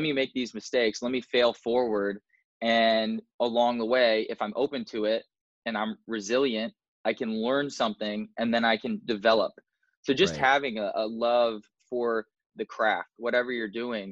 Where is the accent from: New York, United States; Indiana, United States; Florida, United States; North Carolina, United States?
Indiana, United States; moved away as an adult; now in Southern California, United States; my home state. I love Indiana